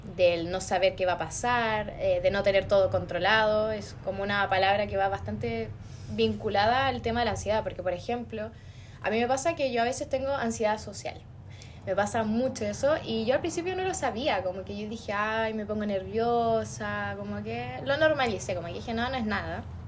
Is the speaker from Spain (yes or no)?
no; Osorno, Los Lagos, Chile; moved away as an adult; now in Temuco, Chile; yo no soy de acá de Temuco, que es donde es la Nicole, yo soy de Osorno